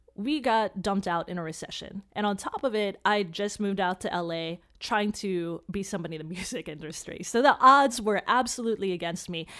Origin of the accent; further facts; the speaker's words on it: Chicago, Illinois, United States; my parents were immigrants, so we're first generation, uh, here, and I grew up in Chicago